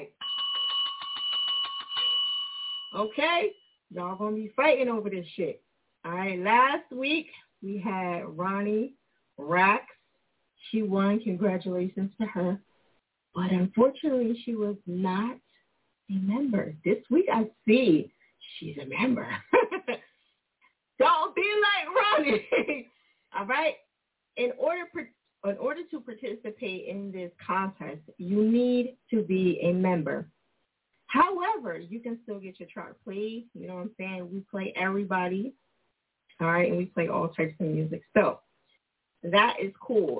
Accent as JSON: {"language": "English", "region": "New Jersey", "country": "United States", "tie": "born or raised there", "moved": "as an adult", "lives_now": "Philadelphia, United States", "said": "I am originally from Jersey. I live in Philly. I've been here 20 years"}